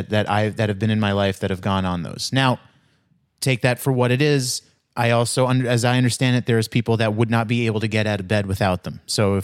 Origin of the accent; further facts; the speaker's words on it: Queens, New York, United States; So where I grew up near Hillside, Queens, has become a very Indian neighborhood.